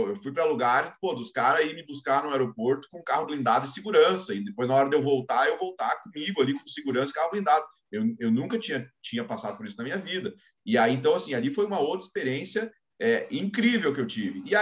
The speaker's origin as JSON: {"language": "Portuguese", "region": "Rio Grande do Sul", "country": "Brazil", "also_born_or_lived": "São Paulo", "accent": "gaúcho", "said": "de novo há um ano e pouco aqui, voltou um pouco de sotaque gaúcho aqui, mas eu não tinha nem, nem o sotaque mais"}